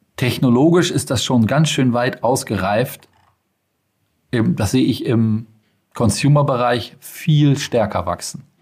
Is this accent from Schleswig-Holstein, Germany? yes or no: yes; Schleswig-Holstein, Germany; ich bin aus Schleswig-Holstein